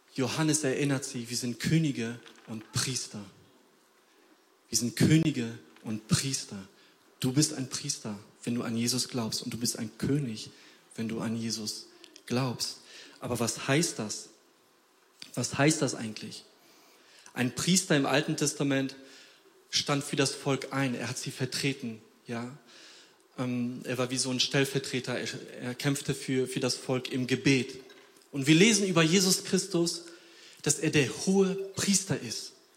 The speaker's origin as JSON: {"language": "German", "country": "Poland", "moved": "yes", "said": "ich komme aus Polen"}